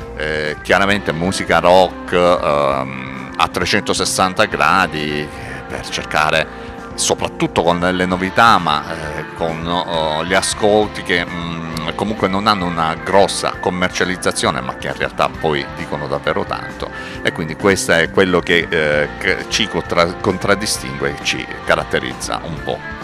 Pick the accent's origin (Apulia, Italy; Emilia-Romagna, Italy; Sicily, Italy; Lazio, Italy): Apulia, Italy; Salento; siamo salentini, orgogliosamente salentini